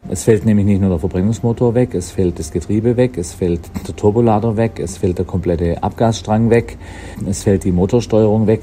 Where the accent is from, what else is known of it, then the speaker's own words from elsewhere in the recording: Bavaria, Germany; aus meiner Heimatregion in einem großen bayerischen Automobilwerk